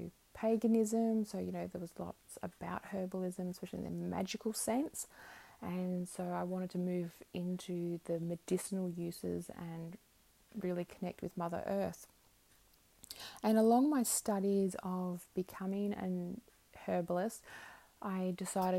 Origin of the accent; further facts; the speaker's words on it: Melbourne, Victoria, Australia; moved away as an adult; also born or lived in Brisbane, Queensland; now in Queensland, Australia; I'm from Melbourne originally, so I was in Melbourne.